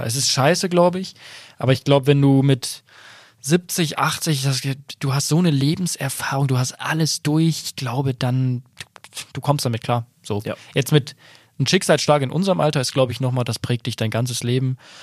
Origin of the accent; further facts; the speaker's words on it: Bielefeld region, North Rhine-Westphalia, Germany; ich komme ja auch aus der Region